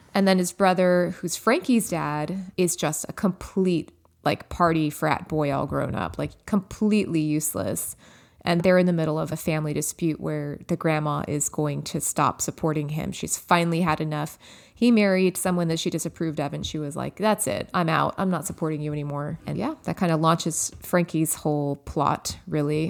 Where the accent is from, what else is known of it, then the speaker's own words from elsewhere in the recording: Los Angeles, California, United States; my hometown